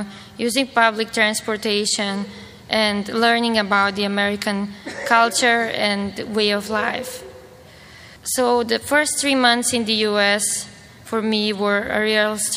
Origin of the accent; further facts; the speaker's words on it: North Macedonia; moved away as an adult; also born or lived in Bulgaria; now in United States; I come from Macedonia. That is a small country in the Balkans, part of former Yugoslavia